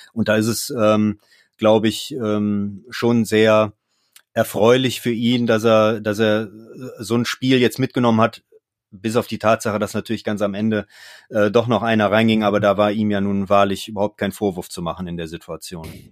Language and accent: German; Mönchengladbach, North Rhine-Westphalia, Germany; bin ja gebürtiger Gladbacher und äh, dann wächst man natürlich auch mit dem Verein auf